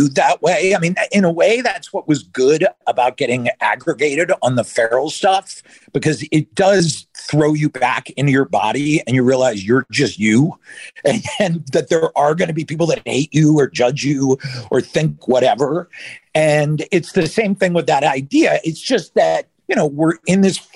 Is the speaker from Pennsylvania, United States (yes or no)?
yes; outside Philadelphia, Pennsylvania, United States; now in Los Angeles, United States; I grew up outside Philly.